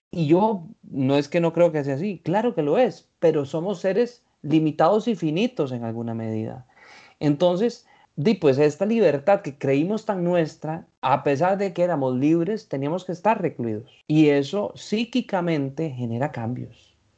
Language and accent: Spanish; Costa Rica; los ticos